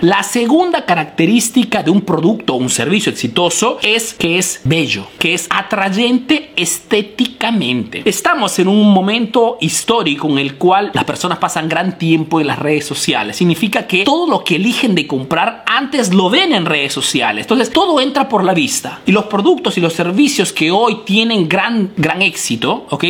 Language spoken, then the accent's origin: Spanish; Peru; now in Italy